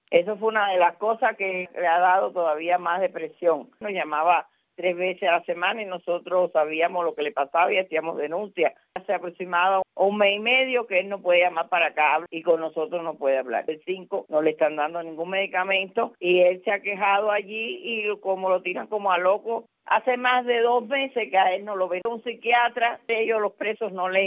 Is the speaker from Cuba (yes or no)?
yes; Cuba; en mi país, bueno, los cubanos tenemos claro que tenemos que salir de la dictadura.